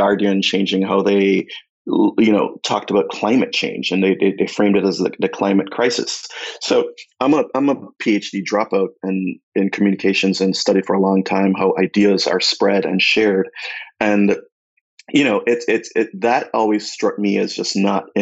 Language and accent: English; Jamaica; moved away as an adult; now in United States; I moved here from Jamaica 20 years ago